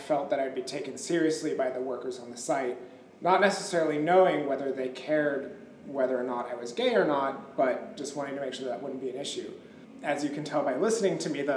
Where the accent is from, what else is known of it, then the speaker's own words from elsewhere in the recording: Los Angeles, California, United States; also born or lived in New York City; I am born and raised in Los Angeles